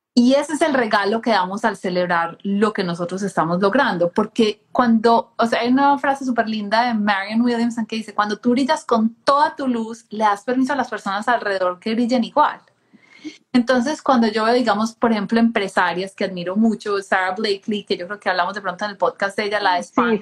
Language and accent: Spanish; Colombia; crecí en Colombia